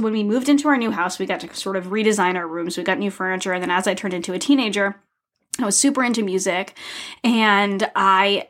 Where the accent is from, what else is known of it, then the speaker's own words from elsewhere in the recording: Rhode Island, United States; moved away as an adult; also born or lived in Toronto; But no, I'm from Rhode Island, small state with the longest name.